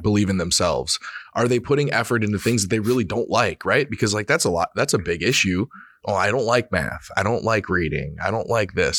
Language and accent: English; Reedsburg, Wisconsin, United States; I'm from Reedsburg, right? Small